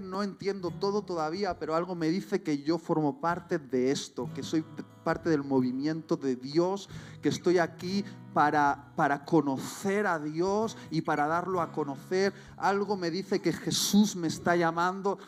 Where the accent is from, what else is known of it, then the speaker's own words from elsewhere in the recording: Spain; mi corazón late por, por mi tierra y por mi gente